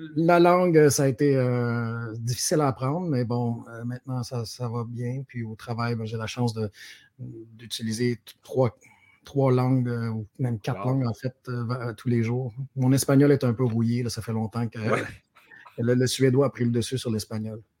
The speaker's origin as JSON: {"language": "French", "town": "Sherbrooke", "region": "Quebec", "country": "Canada", "tie": "born or raised there", "also_born_or_lived": "Montreal", "moved": "as an adult", "said": "je, suis, originaire de Sherbrooke. J'ai grandi euh, à Rock Forest"}